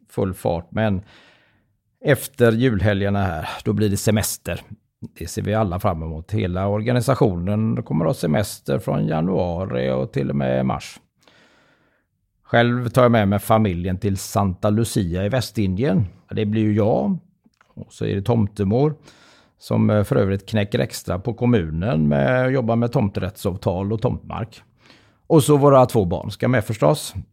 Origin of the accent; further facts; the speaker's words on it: Gothenburg, Västra Götaland, Sweden; självklart är jag göteborgare. Och är man född och uppvuxen i Göteborg så har man ju alla förutsättningar till att bli en riktigt eh, god eh, tomtegubbe.